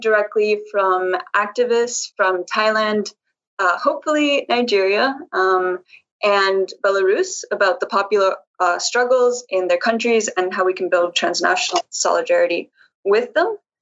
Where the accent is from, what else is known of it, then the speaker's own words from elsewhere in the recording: Colombia; I'm an activist from Colombia